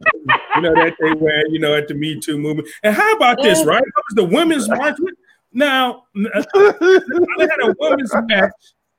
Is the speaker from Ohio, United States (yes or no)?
yes; Cleveland, Ohio, United States; Well, I'm from Cleveland, man.